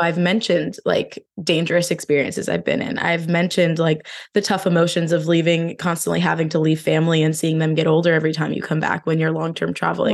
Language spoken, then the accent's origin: English; New Jersey, United States; moved away; I'm originally from New Jersey